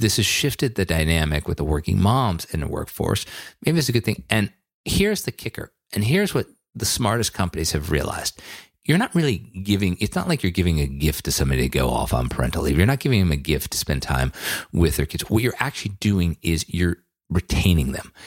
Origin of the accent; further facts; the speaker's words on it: Western Massachusetts, United States; when I was a kid growing up in Western Massachusetts